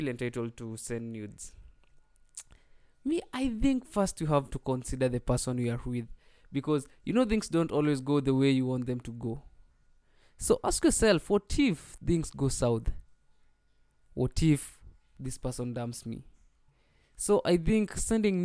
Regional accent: Nyandarua County, Kenya; I hail from Nyandarua County.

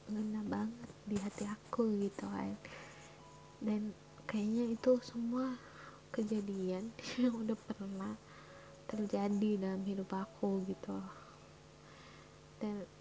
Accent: Manado, North Sulawesi, Indonesia; Asal gue dari Manado, Sulawesi Utara

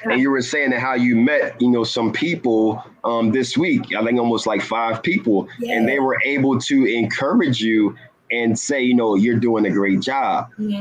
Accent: Philadelphia, Pennsylvania, United States; I grew up in West Philadelphia, born and raised

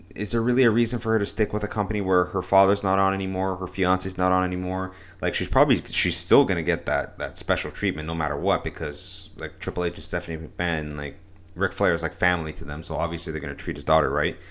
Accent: Canada; as a Canadian

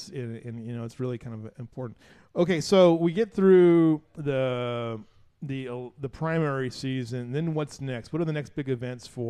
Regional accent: Southern California, United States; now in Kerr County, Texas, United States; where I grew up in Southern California

